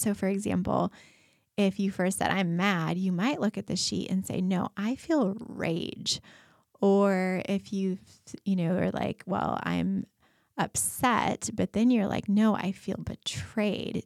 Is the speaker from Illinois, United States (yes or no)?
no; Colorado, United States; moved away; I grew up in Colorado, and we go back there to visit